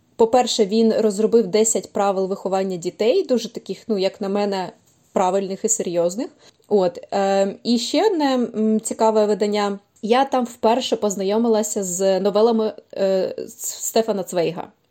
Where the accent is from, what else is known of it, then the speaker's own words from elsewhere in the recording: Kyiv, Ukraine; я киянка